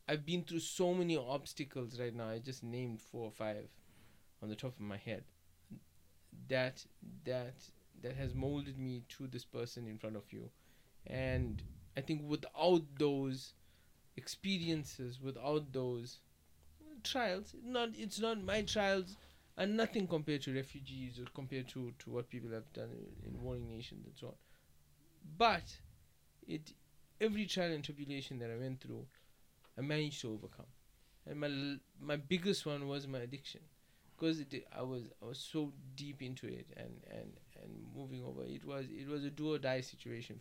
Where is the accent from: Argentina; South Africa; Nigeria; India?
South Africa; now in Dallas, United States; from growing up in South Africa before it became a democracy